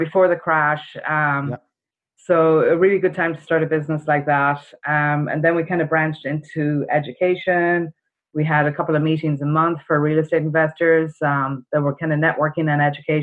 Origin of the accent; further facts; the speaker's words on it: Ireland; moved away as an adult; I've got a bit of an accent. I'm from Ireland originally. I came over here right after college